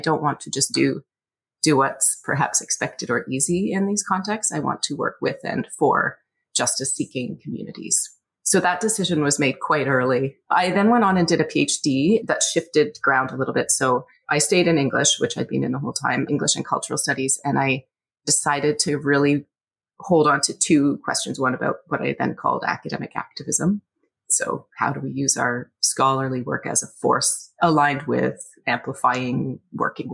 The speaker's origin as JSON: {"language": "English", "town": "Scarborough", "region": "Ontario", "country": "Canada", "tie": "born or raised there", "said": "I was born and raised in Scarborough, Ontario, back when it was its own city."}